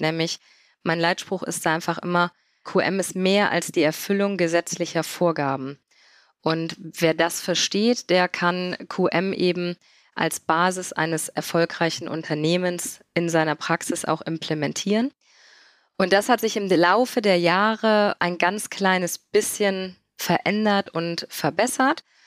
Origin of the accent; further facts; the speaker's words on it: Mönchengladbach, North Rhine-Westphalia, Germany; Ich komme aus dem wunderschönen Mönchengladbach am Niederrhein. Und ja, da lebe ich